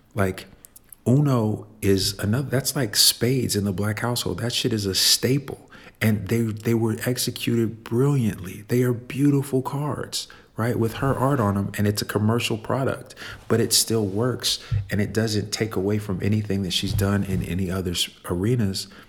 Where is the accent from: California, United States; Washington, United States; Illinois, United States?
Illinois, United States; Chicago; I grew up in Chicago